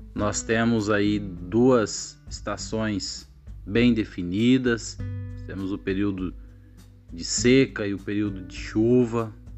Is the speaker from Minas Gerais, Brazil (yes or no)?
no; Alto Piquiri, Paraná, Brazil; moved away as an adult; also born or lived in Umuarama, Paraná; now in Lucas do Rio Verde, Brazil; sou natural de Alto Piquiri, no estado do Paraná